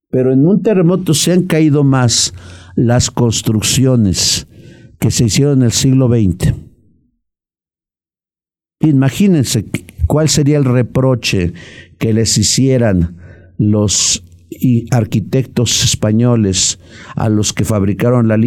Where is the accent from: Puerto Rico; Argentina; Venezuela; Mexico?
Mexico; Puebla; los que somos poblanos